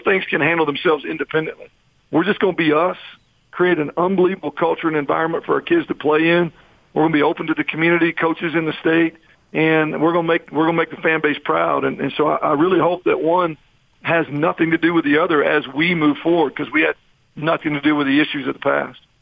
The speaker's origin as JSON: {"language": "English", "region": "Texas", "country": "United States", "moved": "as an adult", "said": "I'm from Texas"}